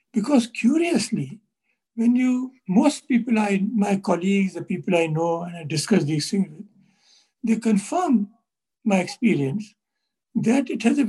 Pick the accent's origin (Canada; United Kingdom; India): India